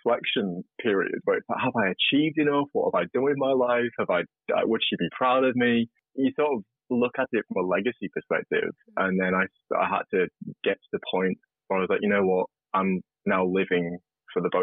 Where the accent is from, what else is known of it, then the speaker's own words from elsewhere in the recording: regional UK, Beatrix Potter country, North West England, United Kingdom; moved away as an adult; now in Australia; I grew up in regional UK, like farming country. I don't know if listeners know about Beatrix Potter. She wrote Peter Rabbit. So it's all where that was written